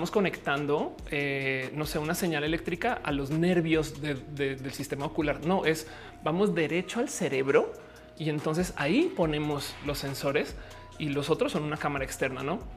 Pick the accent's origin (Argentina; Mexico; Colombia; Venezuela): Argentina; Este eh, soy de Argentina.